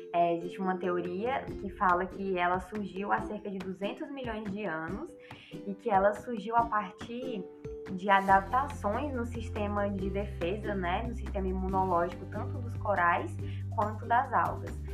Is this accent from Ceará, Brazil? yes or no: yes; Ceará, Brazil; moved away as an adult; now in Macaé, Brazil; eu sou do Ceará